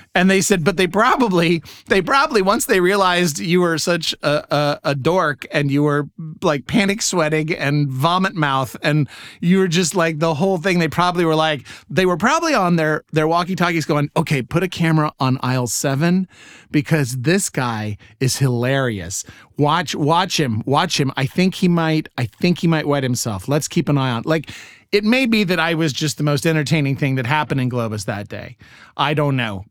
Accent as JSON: {"language": "English", "country": "United States", "said": "I'm an American"}